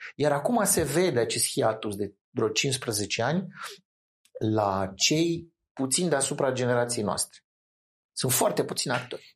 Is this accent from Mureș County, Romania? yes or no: no; Bucharest, Romania; eram din București